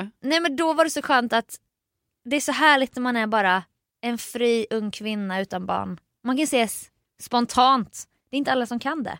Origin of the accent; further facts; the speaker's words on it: Jönköping, Jönköping County, Sweden; moved away; hemma i Jönköping